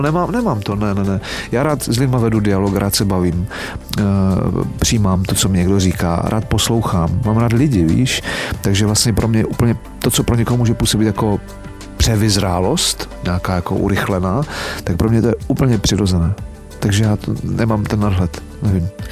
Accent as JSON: {"language": "Czech", "country": "Czechia", "said": "Tady u nás v Čechách"}